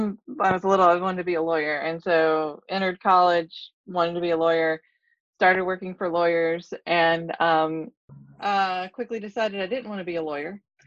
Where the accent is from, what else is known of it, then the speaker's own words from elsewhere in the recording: Jacksonville, Florida, United States; also born or lived in Arizona; So I grew up all around Florida, different parts of the Florida. We settled on Jacksonville, Florida, probably for the last part.